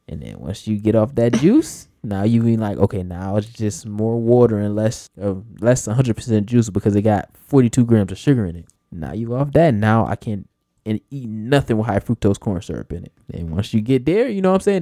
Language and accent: English; United States; as Americans